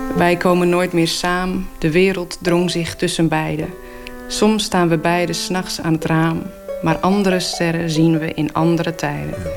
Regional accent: Friesland, Netherlands; first language West Frisian; Dutch is a second language; het Fries kan halen, mijn moedertaal

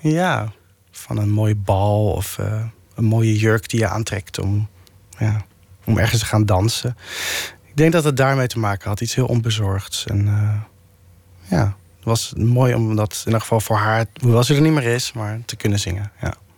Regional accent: The Hague, South Holland, Netherlands; ik kom ook uit Den Haag, dus, eh, in mijn straat, eh, in Bohemen, de Lohengrinstraat

